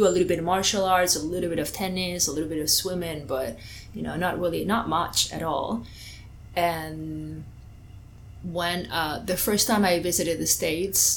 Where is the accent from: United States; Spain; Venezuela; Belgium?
Spain; English is a second language; moved away; I'm originally from Spain